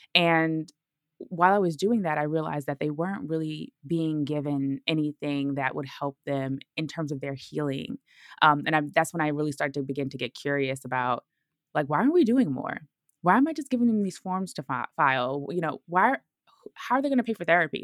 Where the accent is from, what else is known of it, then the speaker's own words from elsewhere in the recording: Brooklyn, New York, United States; moved away as an adult; also born or lived in Georgia; I'm from Brooklyn, so leaving Brooklyn so y, so young